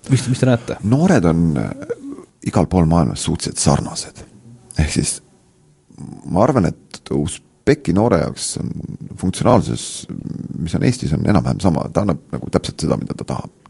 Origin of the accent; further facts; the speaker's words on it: Estonia; mis siis, et me oleme Eestist ja toetame neid